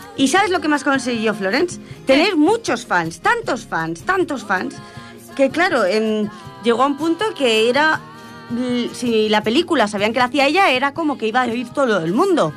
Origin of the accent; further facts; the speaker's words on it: Cerdanyola del Vallès, Catalonia, Spain; soy de Sardañola